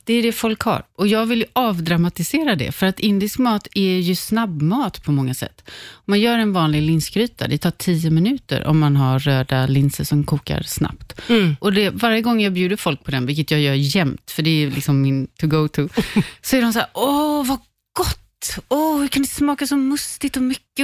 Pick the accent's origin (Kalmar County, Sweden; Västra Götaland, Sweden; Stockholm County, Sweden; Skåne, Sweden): Västra Götaland, Sweden; Tjörn; moved away; also born or lived in Lahore, Pakistan; jag är uppvuxen på Körn på västkusten